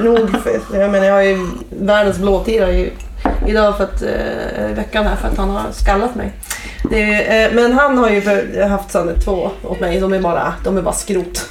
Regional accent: Umeå, Västerbotten County, Sweden; moved away as an adult; now in Piteå, Sweden; Jag kommer från Umeå

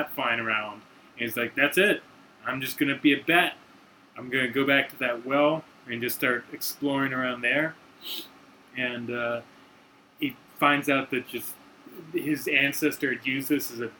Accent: right outside D.C., Virginia, United States; I grew up in Virginia and right outside D.C.

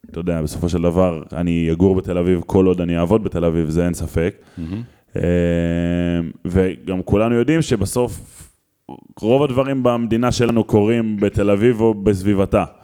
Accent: Israel; בתור ילד בקיבוץ

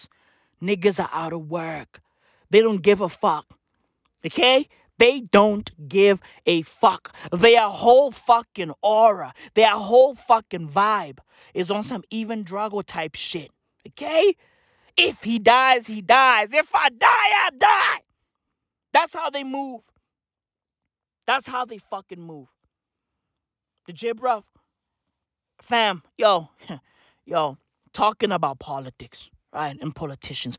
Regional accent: South Africa; as a South African

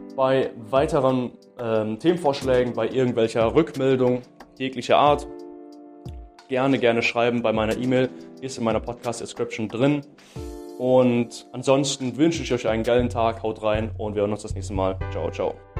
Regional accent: Baden-Württemberg, Germany; bei uns in Baden-Württemberg

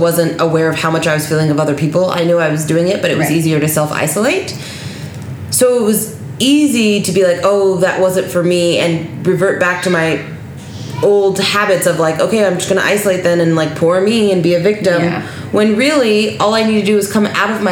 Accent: Las Vegas, Nevada, United States; I grew up in Las Vegas

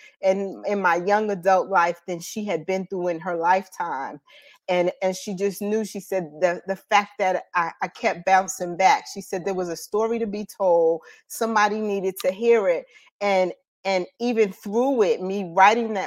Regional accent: Paterson, New Jersey, United States; moved away as an adult; now in North Carolina, United States; I am an alumni of Eastside High School from Paterson, New Jersey. So that's where I'm originally from

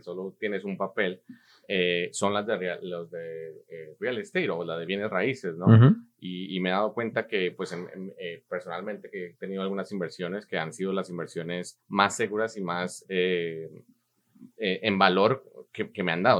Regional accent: Colombia; now in United States; un colombiano latinoamericano que llegó a este país hace muchos años.

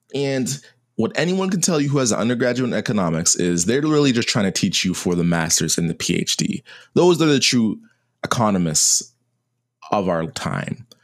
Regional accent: Canada; me as a Canadian

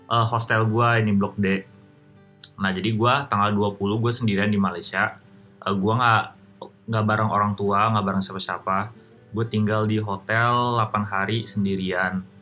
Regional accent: Jakarta, Indonesia; kayak kayak gue sebagai orang Jakarta ini gue for the first time ngomong

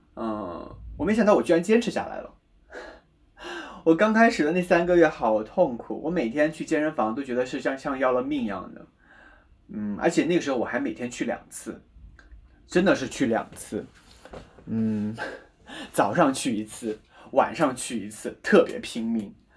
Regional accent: Guizhou, China; 我又是西南人，贵州人，很喜欢吃辣、吃油的东西

